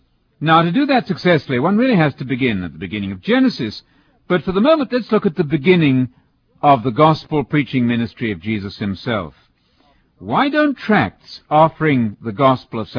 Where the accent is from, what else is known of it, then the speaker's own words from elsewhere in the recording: United Kingdom; as a British visiting teacher in America